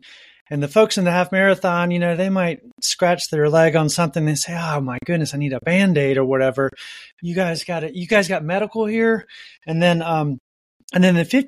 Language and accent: English; the South, United States; now in Montana, United States; I grew up in the South, but now I'm in Montana